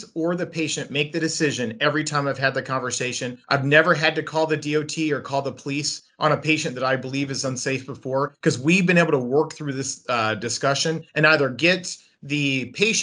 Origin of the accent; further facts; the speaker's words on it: United States; as an American